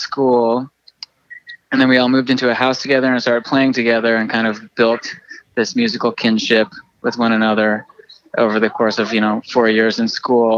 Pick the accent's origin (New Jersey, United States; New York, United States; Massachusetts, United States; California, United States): California, United States; San Francisco; also born or lived in Santa Barbara, California; I grew up in San Francisco and Santa Barbara